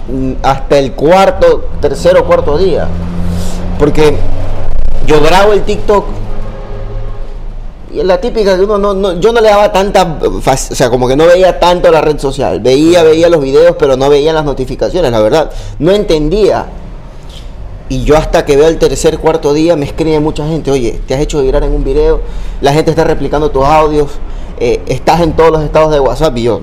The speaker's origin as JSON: {"language": "Spanish", "country": "Ecuador", "said": "Yo soy muy ecuatoriano, pero muy ecuatoriano. O sea, yo soy pro Guayaquil, pro yo pro Manaví, pro todo."}